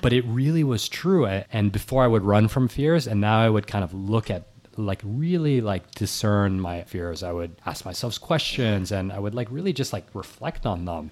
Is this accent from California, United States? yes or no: no; New York City, New York, United States; recording from fifteen blocks from where, where I grew up, and, uh, I was born in New York City